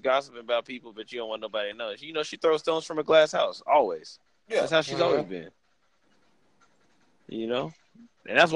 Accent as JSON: {"language": "English", "town": "San Antonio", "region": "Texas", "country": "United States", "said": "I'm from San Antonio, Texas"}